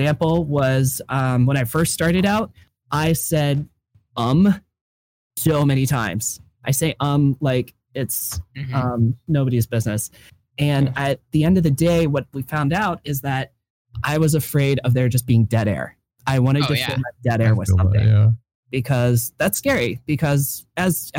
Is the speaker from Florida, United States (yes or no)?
no; Ohio, United States; I'm from Ohio